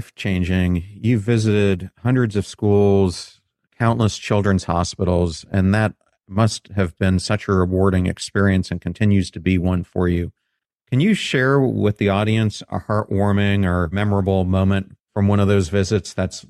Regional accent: York, Pennsylvania, United States; growing up in York, Pennsylvania.

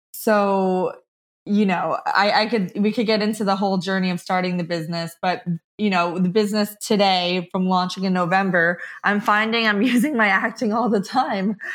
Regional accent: Rumson, New Jersey, United States; moved away as an adult; also born or lived in New York; now in Nashville, United States; I was raised in Rumston, New Jersey

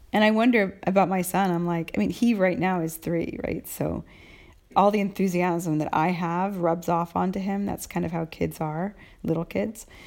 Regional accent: United States; now in Italy; Halloween is very important, a holiday for me as an American

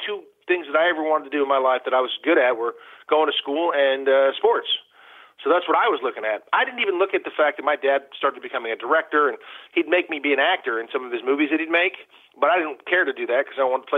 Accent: Malibu, California, United States; also born or lived in Detroit, Michigan; I was growing up in Malibu, California, and I didn't know that was any different than any other place

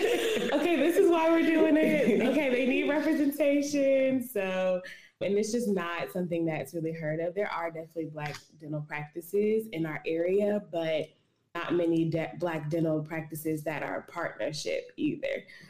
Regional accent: Charlotte, North Carolina, United States; And we're both from the Charlotte community.

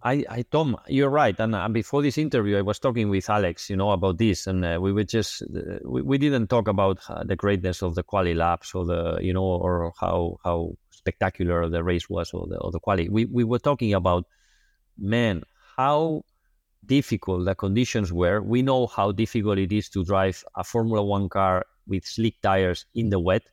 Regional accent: Barcelona, Catalonia, Spain; I'm from Barcelona

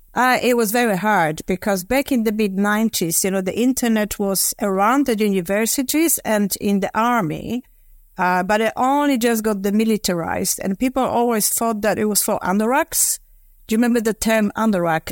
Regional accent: Poland; moved away as an adult; now in London, United Kingdom; I was born in Poland, sort of in the midst of the communism

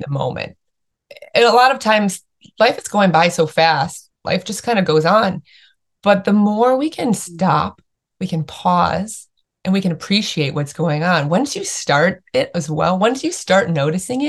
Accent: Chicago, Illinois, United States; also born or lived in Australia; now in San Diego, United States; I grew up in the Midwest in Chicago with like big yards and big outdoor space

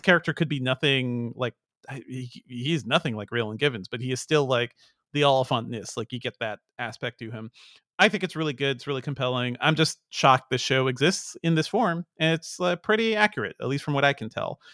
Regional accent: Guyana; we never get to see anything about my home country that's not, you know, it's, it's all Jim Jones. That's all, that's the only story people hear about Guyana

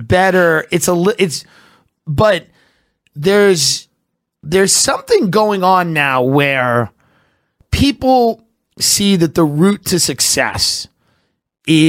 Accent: Long Island, New York, United States; I'm from Long Island

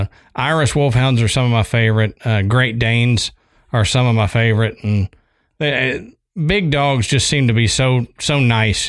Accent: Texas, United States; I'm from Texas

